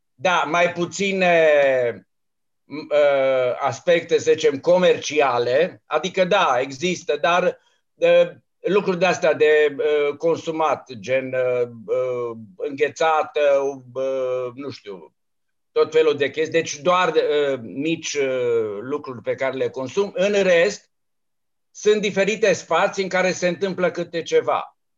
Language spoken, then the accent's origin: Romanian; Romania; m-am trezit eu aici singurul român